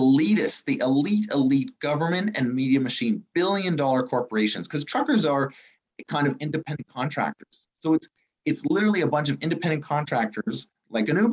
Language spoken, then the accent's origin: English; Ottawa, Ontario, Canada; now in Toronto, Canada; I'm from Ottawa